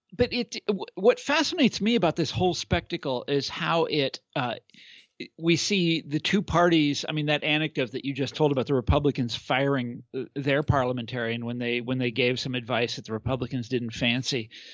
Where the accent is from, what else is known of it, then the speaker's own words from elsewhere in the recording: Kansas, United States; I'm from Kansas